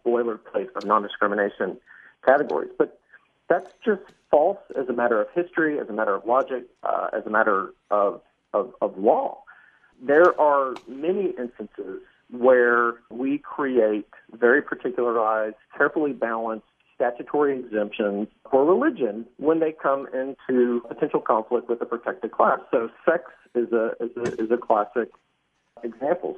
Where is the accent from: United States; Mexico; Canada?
United States; Dallas, Texas; my hometown of Dallas